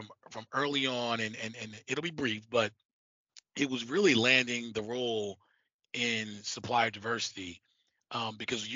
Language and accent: English; New York, United States; being a born and bred in New York